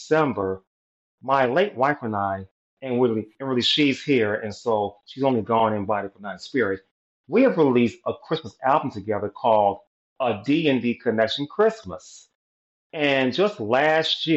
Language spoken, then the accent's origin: English; Chicago, Illinois, United States; I was born in Chicago, Illinois